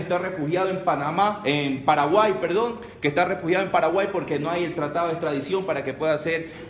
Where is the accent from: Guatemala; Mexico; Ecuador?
Ecuador